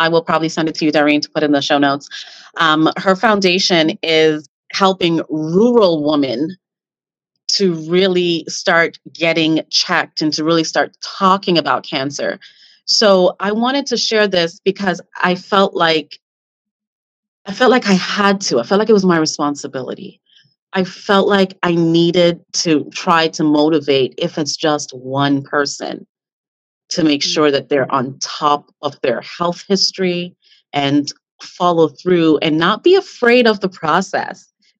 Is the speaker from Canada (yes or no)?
yes; Canada; because, you know, we're Canadian.